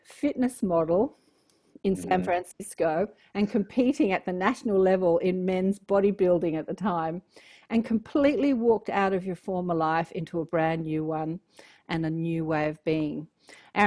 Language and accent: English; Australia; accent: Australian; my cute Australian accent